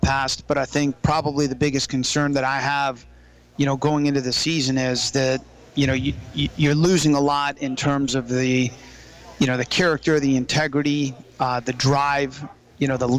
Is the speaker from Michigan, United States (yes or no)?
no; Florida, United States; now in Virginia, United States; I grew up in Florida